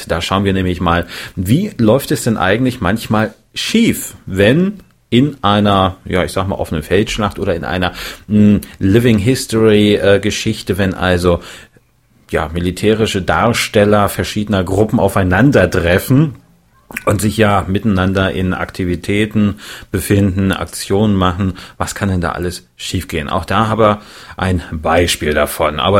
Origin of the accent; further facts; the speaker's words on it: Erfurt, Thuringia, Germany; meinen Herkunftsort, meine Heimatstadt Erfurt